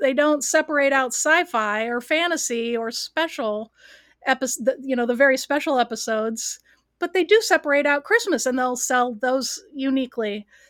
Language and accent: English; Cleveland, Ohio, United States; I grew up in the Cleveland market, which is a very large market in Ohio.